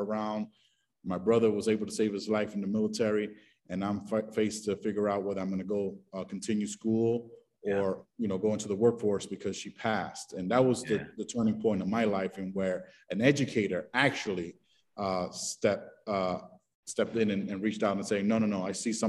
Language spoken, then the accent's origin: English; New York City, New York, United States; moved away as an adult; now in Denver, United States; I'm from the hood. I'm from the Bronx